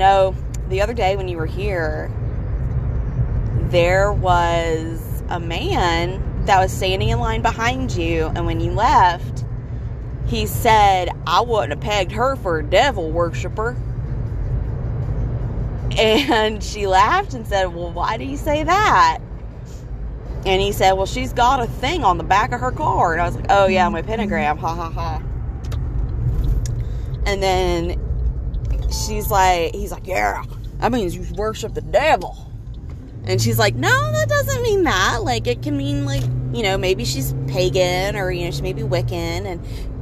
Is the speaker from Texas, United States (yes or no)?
no; Asheville, North Carolina, United States; moved away as an adult; now in Greeneville, United States; I'm from Asheville